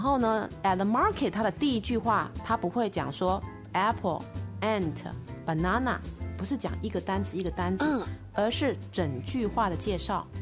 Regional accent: Taiwan; accent: Taiwanese; 我是周杰伦的老乡，也是林志玲的老乡

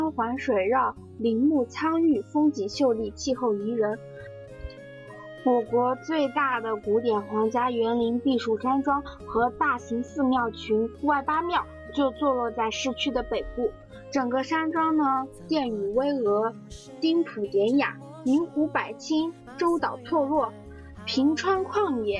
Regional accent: Huangshan, Anhui, China; 说到庐山云雾，我觉得我的家乡黄山就是一个特别棒的一个旅游地方

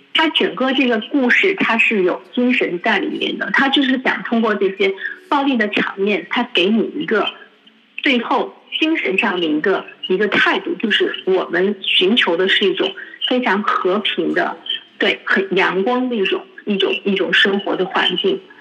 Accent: China; 我们中国人的价值观

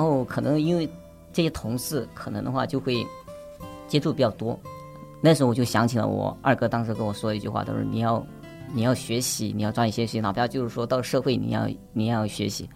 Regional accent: Hubei, China; also born or lived in Lijiang; now in Guangzhou, China; 我是来自湖北的，现在也是在广州上班

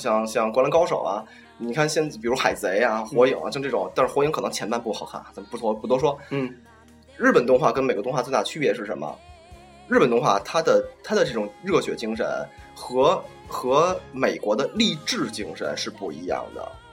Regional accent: China; 我们中国人

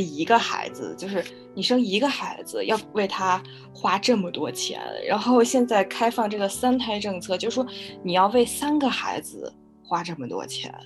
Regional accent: Beijing, China; 因为我现在住在北京，然后我也从嗯。小就是在北京长大，对这儿比较了解

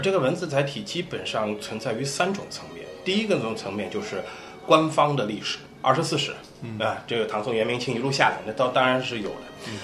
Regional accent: Ningbo, Zhejiang, China; 就我们宁波人

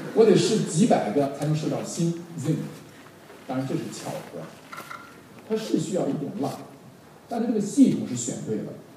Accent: Henan, China; 我们荷兰人都这样，比较执着

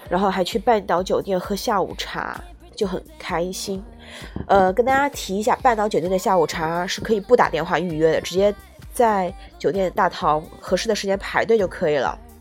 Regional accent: Jiangsu, China; now in Guangdong, China; 因为我的家乡是江苏的话

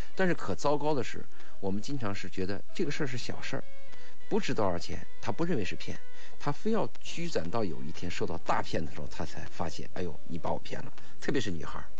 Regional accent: China; 但是我们中国人就有一个缺点，贪小便宜

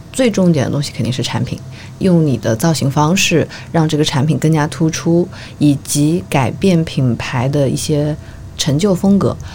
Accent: Changsha, Hunan, China; now in Shanghai, China; 本身我是长沙人嘛

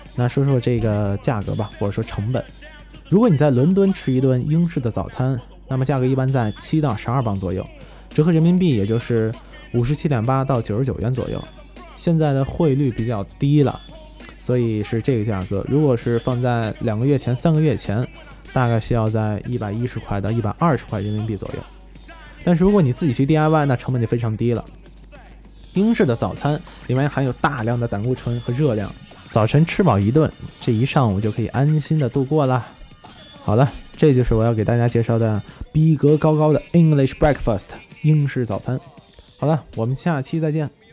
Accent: China; 我们中国人

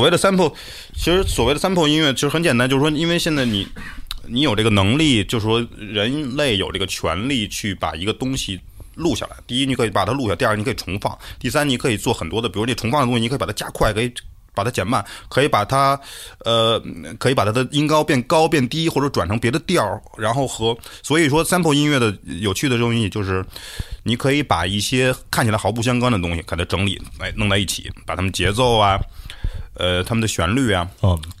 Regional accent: China; also born or lived in United Kingdom; 我们中国人

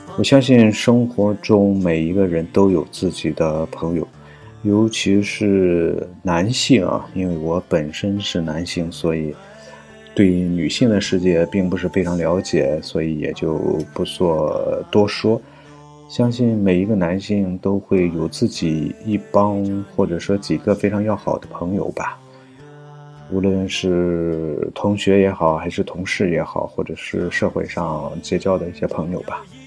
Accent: Shandong, China; 我生在北方，生在山东

